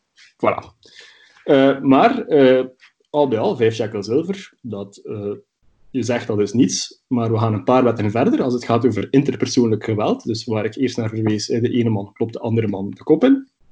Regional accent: Belgium; bij ons in Brussel

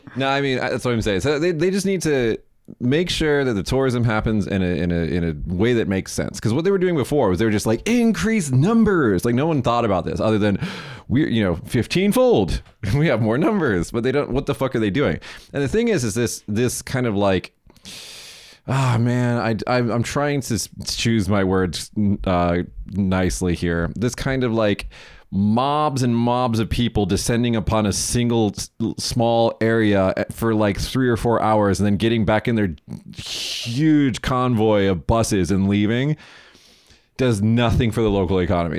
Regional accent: United States; I'm American.

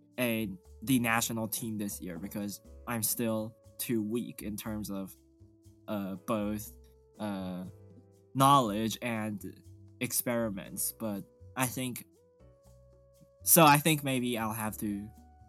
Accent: Taiwan; born or raised there; English is a second language

